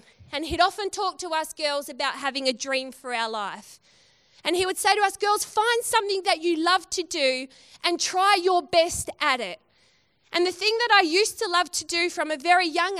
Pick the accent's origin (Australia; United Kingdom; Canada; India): Australia; Western Australia